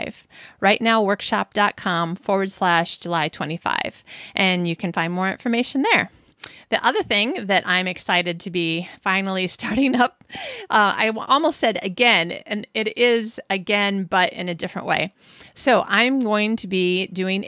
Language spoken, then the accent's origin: English; Michigan, United States; fellow Michigander, I'm from Michigan